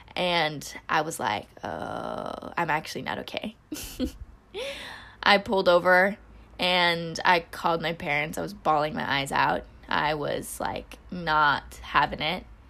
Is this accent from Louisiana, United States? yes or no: no; Northern California, United States; also born or lived in Philippines (ancestry); now in Los Angeles, United States; growing up in Northern California